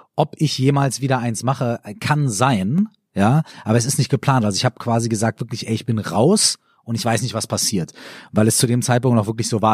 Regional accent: Minden, North Rhine-Westphalia, Germany; moved away; also born or lived in Cologne; ich komme ja aus Ostwestfalen, also aus Minden, und bei uns hat das Bier dann immer so mindestens 0,3, ja. Und als ich nach Köln gezogen bin

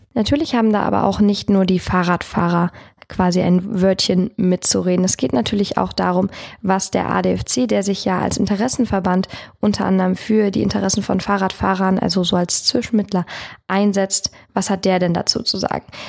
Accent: Lampertheim, Hesse, Germany; ich komme ursprünglich aus Lampertheim für alle Wormser. Das liegt auf der anderen Seite des Rheins. Ich komme also aus dem letzten Zipfel Südhessens im Dreiländereck und ich kenne die Region schon von Kind auf

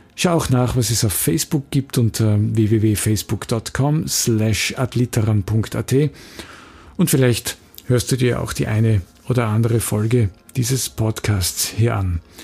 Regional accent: Graz, Styria, Austria; in Graz, wo ich herkomme

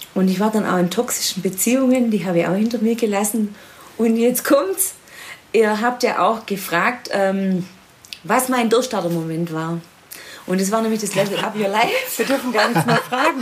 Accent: Swabia, Ostalb district near Stuttgart, Baden-Württemberg, Germany; moved away; Frauenbeauftragte im Sportkreis Ostalb, äh, also meiner alten Heimat im Schwäbischen in der Nähe von Stuttgart

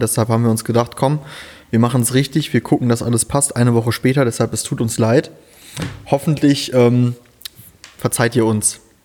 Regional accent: Rhineland, Germany; moved away as an adult; now in Siegen, Germany; ich komme ja ursprünglich da aus dem Rheinland

